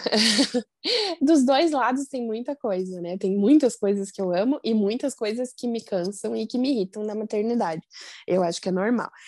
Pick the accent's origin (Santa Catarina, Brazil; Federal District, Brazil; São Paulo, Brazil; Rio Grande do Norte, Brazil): Santa Catarina, Brazil; Joinville; now in Curitiba, Brazil; eu sou de Joinville, moro em Curitiba